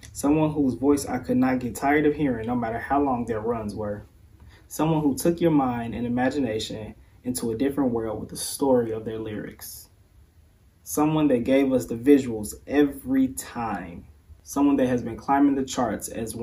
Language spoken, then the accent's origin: English; Chicago, Illinois, United States; Growing up in Chicago